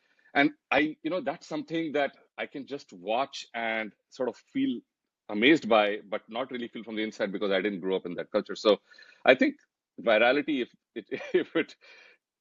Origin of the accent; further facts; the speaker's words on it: North India, India; moved away as an adult; also born or lived in Kerala; now in United States; I grew up in North India, so it's not like I was stuck in one corner of India without exposure.